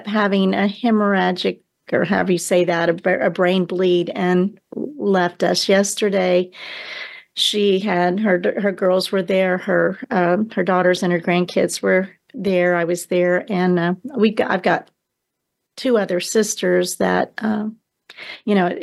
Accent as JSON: {"language": "English", "town": "Houston", "region": "Texas", "country": "United States", "tie": "born or raised there", "said": "I was born in Houston, Texas in 1953."}